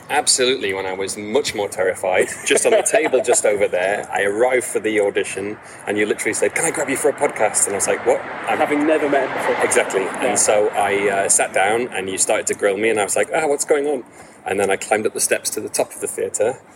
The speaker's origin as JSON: {"language": "English", "town": "Bolton", "region": "North West England", "country": "United Kingdom", "tie": "born or raised there", "said": "I was born and raised in Bolton. Um, I'm, a Bol- I'm a Boltonian"}